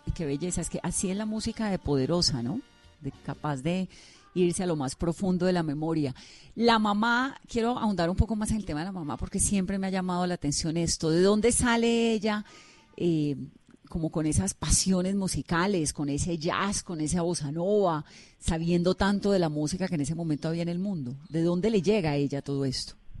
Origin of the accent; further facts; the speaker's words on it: Cali, Valle del Cauca, Colombia; yo soy caleña